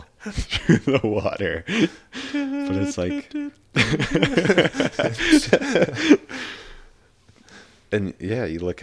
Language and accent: English; Ontario, Canada; I grew up in Ontario, so you don't get mountains